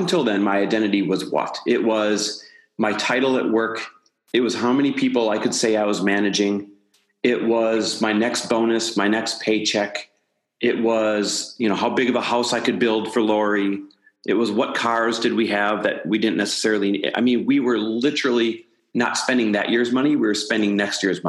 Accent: Midwest, United States; now in Santa Monica, United States; I am Midwest born and raised, now living out here in Santa Monica, California

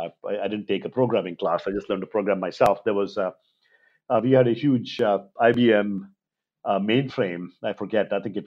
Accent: Mangalore, Karnataka, India; moved away; I grew up in Mangalore in India. It's a little town by the coast, the Arabian Sea coast of India.

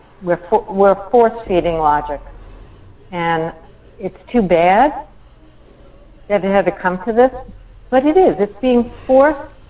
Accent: New York, United States; growing up in New York

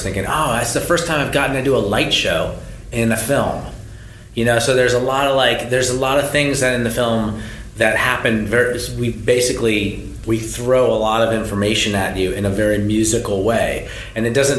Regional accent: Berkeley, California, United States; now in US East Coast; I live on the right coast, but I'm from Berkeley, California, and I grew up, going to … shows in the 80s

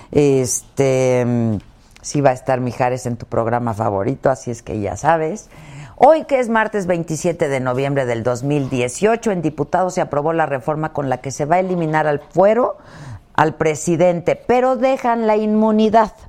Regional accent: Mexico; vamos a asistir 900 invitados, 400 de ellos extranjeros, 500 de aquí somos mexicanos.

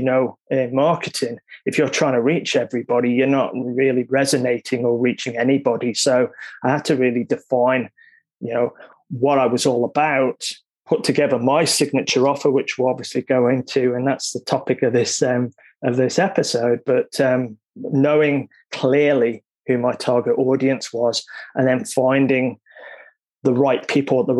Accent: Isle of Man; moved away as an adult; now in Australia; I'm from the Isle of Man, which is a small island in the UK. And upon leaving school, I went into the finance industry.

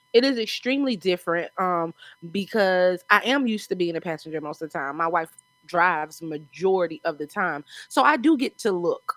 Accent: South Carolina, United States; accent: South Carolina; moved away as an adult; also born or lived in Texas / Washington; I'm from here

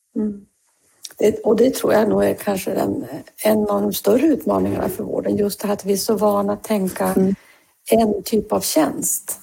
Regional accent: Norrbotten County, Sweden; jag kommer ju från eh, Norrbotten

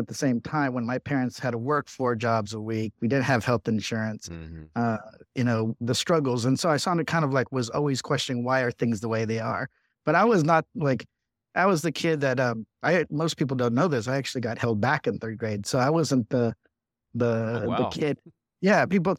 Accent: Riverside, California, United States; I was the youngest of six of immigrant parents. I grew up in Riverside, California, but my brother and I were born here. Four of my siblings were born in Mexico.

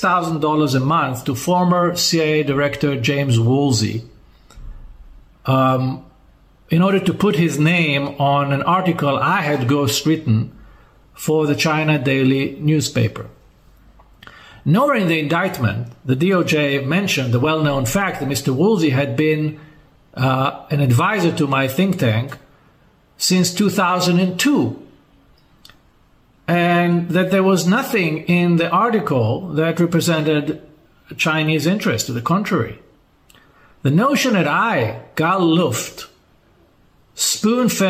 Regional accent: Israel

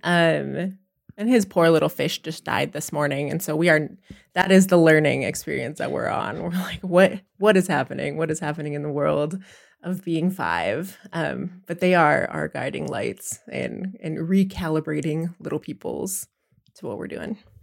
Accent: Pine Ridge Reservation, South Dakota, United States; I'm from South Dakota, I'm from the Pine Ridge Reservation. I'm Oglala La Cota.

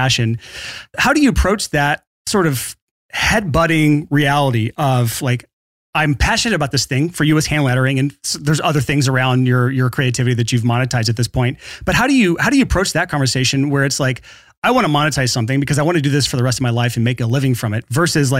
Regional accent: Alabama, United States; growing up in Alabama

